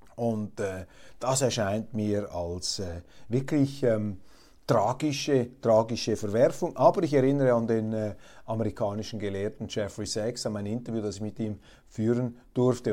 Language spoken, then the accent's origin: German; Switzerland; also ich zumindest als Schweizer